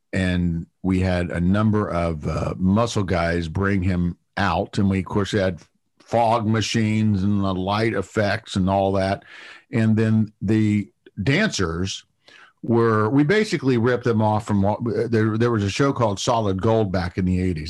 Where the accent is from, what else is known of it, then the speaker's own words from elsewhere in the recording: Ohio, United States; moved away; I'm originally from Ohio